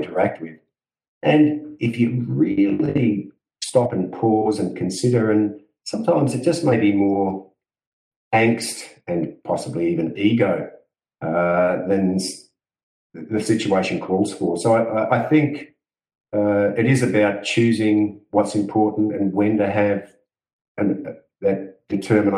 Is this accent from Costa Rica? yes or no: no; Australia; I'm from Australia